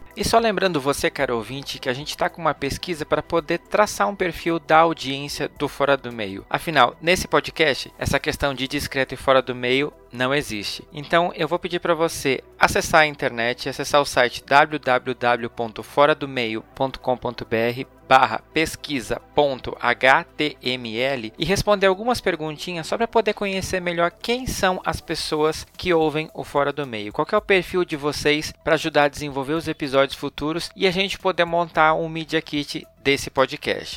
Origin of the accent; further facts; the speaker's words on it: Blumenau, Santa Catarina, Brazil; moved away; also born or lived in Porto Alegre; Blumenau, minha cidade natal